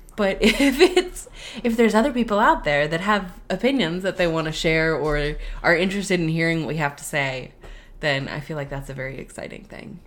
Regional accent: West Coast, United States; moved away; I grew up on the West Coast and was going to theme parks

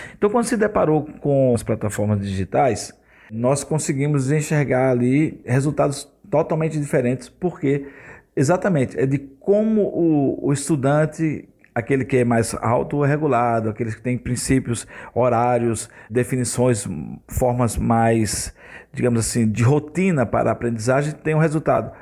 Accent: Surubim, Pernambuco, Brazil; now in Rio de Janeiro, Brazil; Eu sou pernambucano da cidade de Surubim.

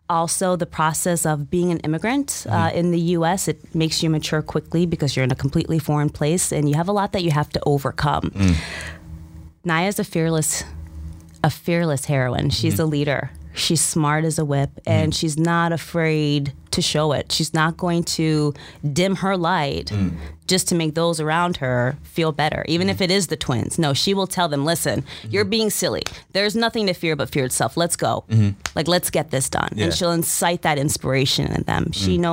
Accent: Stamford, Connecticut, United States; English is a second language; also born or lived in Berlin, Germany; we immigrated to the States in the 90s, Stamford, Connecticut

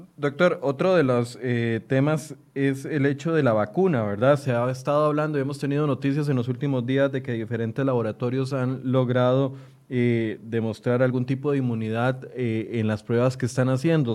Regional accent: Costa Rica; como ciudadanos, como costarricenses

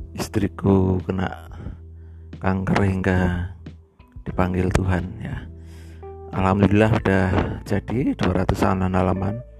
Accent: Purworejo, Central Java, Indonesia; saya dari Bayan ya, dari Bayan

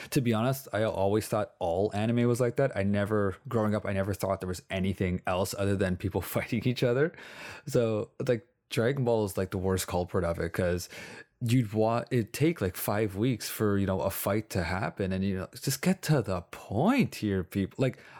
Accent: Canada; We're Canadian.

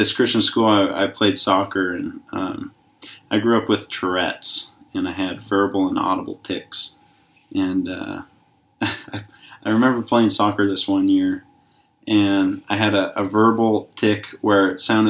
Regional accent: Kalispell, Montana, United States; I was born in Kalispell, Montana

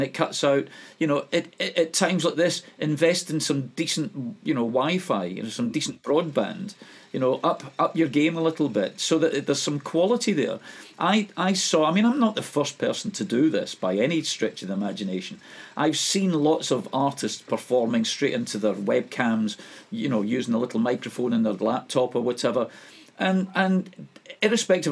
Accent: Scotland, United Kingdom; being a Scot

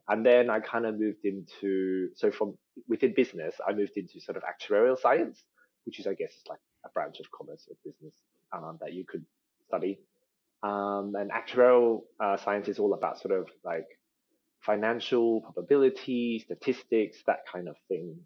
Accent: Australia; accent: Australian; my my Australian accent is actually like a part of a special sort of like subset. Um, so we call ourselves ABCs or Australian born Chinese.

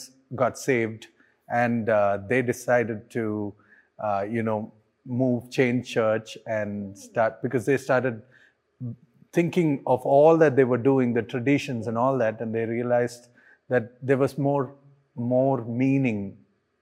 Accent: Hyderabad, Telangana, India; I grew up in Hyderabad, so I pretty much know Telugu and Hindi well.

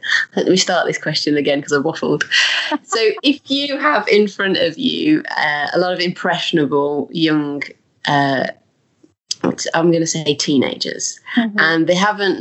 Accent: Birmingham, West Midlands, United Kingdom; accent: Birmingham; moved away as an adult; now in Leeds, United Kingdom; I'm from Birmingham. So we actually ended up in Leeds through his work.

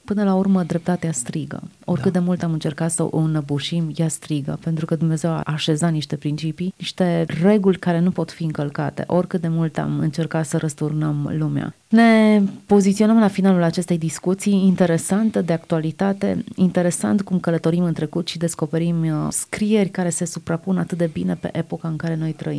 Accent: Romania; umilința noastră ca români, ca națiune

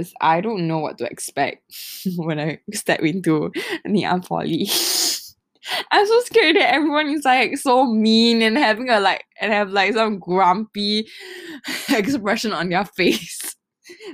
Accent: Singapore; I am from Singapore

